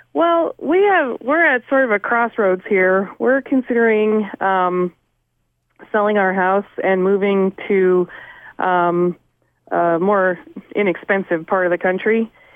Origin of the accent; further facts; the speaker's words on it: California, United States; moved away as an adult; now in New England, United States; I'm originally from California